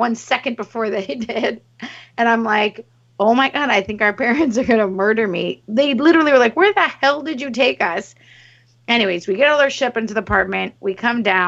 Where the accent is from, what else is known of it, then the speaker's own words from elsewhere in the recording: Montreal, Quebec, Canada; we come from Montreal